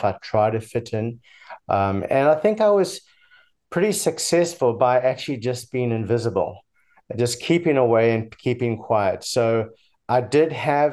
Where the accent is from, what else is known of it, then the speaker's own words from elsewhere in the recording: Durban, KwaZulu-Natal, South Africa; now in United States; I was born in Durban, South Africa, in the early 60s